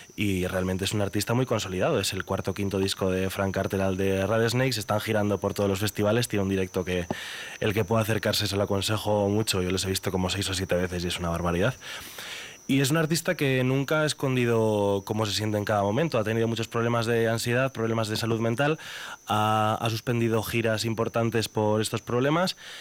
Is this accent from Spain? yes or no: yes; Burgos, Castile and León, Spain; yo soy el único burgalés de mi familia. Toda mi familia es charra.